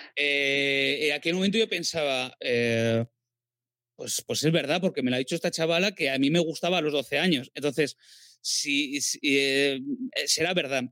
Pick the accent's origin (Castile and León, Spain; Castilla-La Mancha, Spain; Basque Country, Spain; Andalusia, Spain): Basque Country, Spain; a village in the; moved away as an adult; also born or lived in Barcelona / Madrid; un pueblo del País Vasco